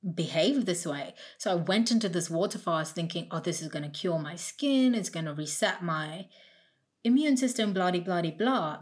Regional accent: India; now in United Kingdom; I grew up in India

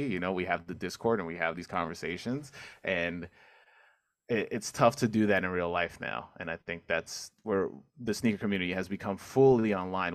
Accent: New York City, New York, United States; also born or lived in Manhattan; I grew up in Queens, Corona Queens.

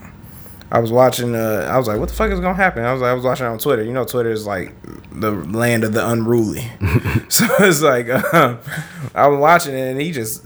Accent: Detroit, Michigan, United States; I'm a nigga from Detroit

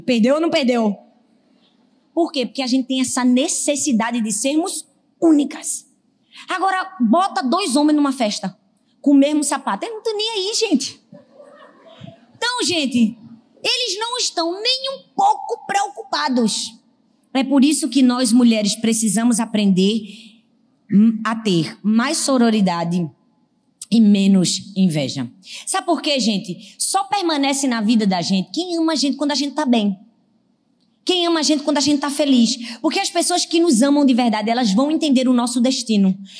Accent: Northeast Region, Brazil; eu sou nordestina

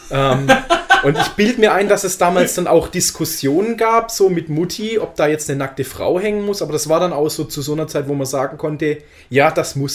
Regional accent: Baden-Württemberg, Germany; ich bin in der Gegend von Stuttgart aufgewachsen

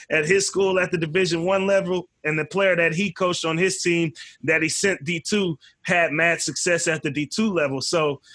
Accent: Vallejo, California, United States; But we definitely had a culture out there in Vallejo

